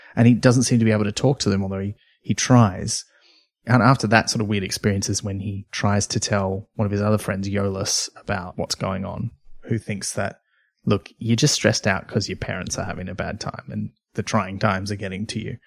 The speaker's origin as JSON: {"language": "English", "area": "near Byron Bay", "region": "New South Wales", "country": "Australia", "tie": "born or raised there", "said": "where I grew up near Byron Bay"}